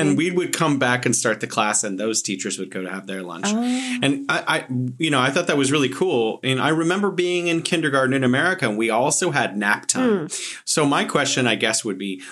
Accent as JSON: {"language": "English", "country": "United States", "said": "as an American"}